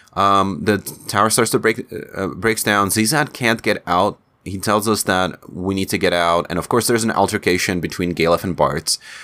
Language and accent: English; Czechia; accent: Czech; first language Czech; English is a second language; in Czech in my, in my native language